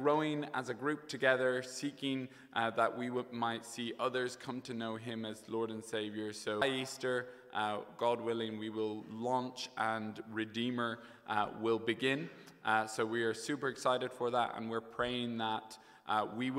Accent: County Kilkenny, Ireland; moved away as an adult; also born or lived in United Kingdom; now in Dublin, Ireland; I had the privilege of growing up in the best county in Ireland, Kilkenny. So I grew up there until I left and studied over in the UK.

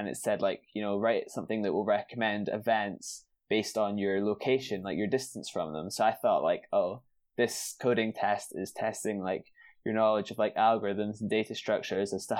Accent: Edinburgh, Scotland, United Kingdom; moved away as an adult; now in London, United Kingdom; I was from Edinburgh, mm-hmm. and had went to school and then studied at university all through in Edinburgh my whole life

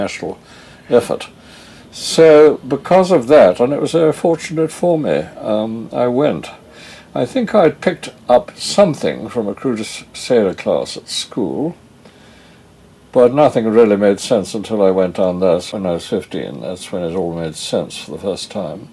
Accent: Lewes, South East England, United Kingdom; moved away as an adult; now in London, United Kingdom; I was brought up really largely in Lewes in Sussex

